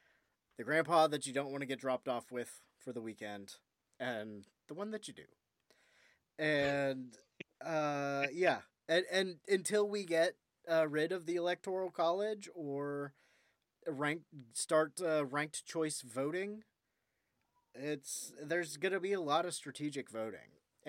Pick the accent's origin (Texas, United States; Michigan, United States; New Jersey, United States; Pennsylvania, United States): Pennsylvania, United States; Scranton; That's something I never imagined, you know, growing up in Scranton, Pennsylvania.